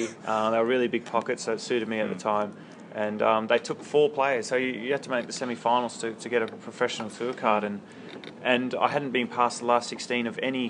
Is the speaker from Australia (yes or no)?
yes; Australia; I used to play snooker, actually nine ball and eight ball with my dad and my brother on weekends.